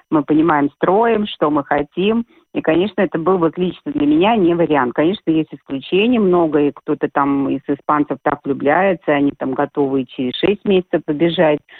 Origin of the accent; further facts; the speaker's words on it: Derbent, Dagestan, Russia; born there; Я, я поправку сделала, родилась я вообще в Дагестане, в городе Дербень.